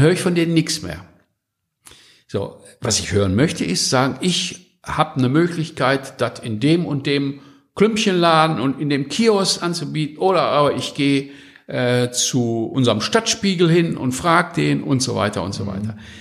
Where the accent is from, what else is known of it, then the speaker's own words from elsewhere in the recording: North Rhine-Westphalia, Germany; ich bin ja Westfale